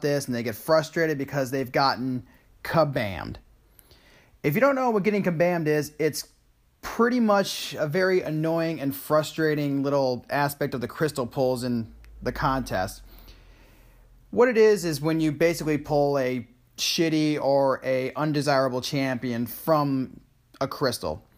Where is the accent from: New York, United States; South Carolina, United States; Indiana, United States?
New York, United States; Saratoga Springs; moved away; also born or lived in Nashville, Tennessee; my hometown of Saratoga Springs, New York